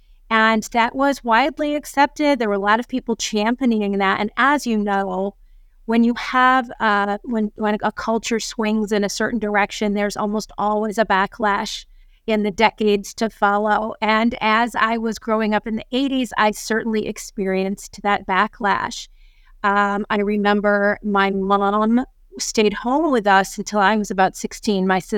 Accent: New York, United States; I come from New York.

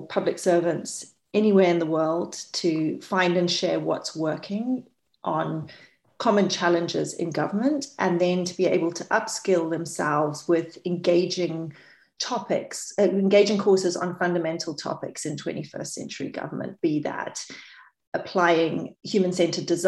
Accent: Botswana; also born or lived in New Zealand; I was brought up in New Zealand and mainly Botswana

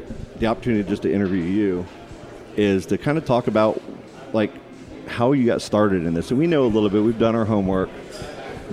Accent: Titusville, Florida, United States; I'm from the area. I was born in Titusville.

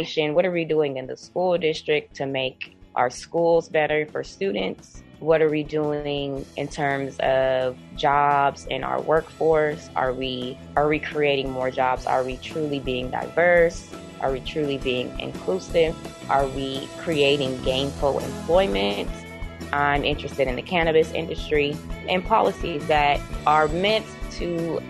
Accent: North Las Vegas, Nevada, United States; I'm born and raised in Las Vegas, specifically North Las Vegas

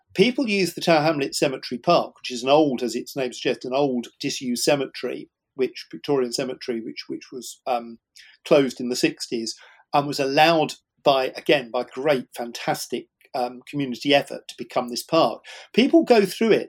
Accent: Shepperton, South East England, United Kingdom; growing up in West London in the suburbs um, around Shepperton

